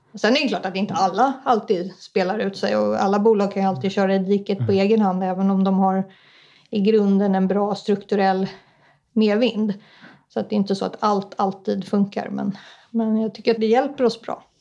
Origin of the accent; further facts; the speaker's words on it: Stockholm, Stockholm County, Sweden; also born or lived in Ångermanland; Men mina föräldrar flyttade söderöver så att jag är uppvuxen i Stockholm